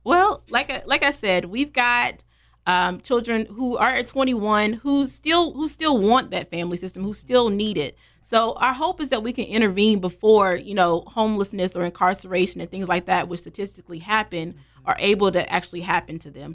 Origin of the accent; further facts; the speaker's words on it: Greensboro, North Carolina, United States; also born or lived in Charlotte, North Carolina; I'm born and raised in Greensboro, North Carolina.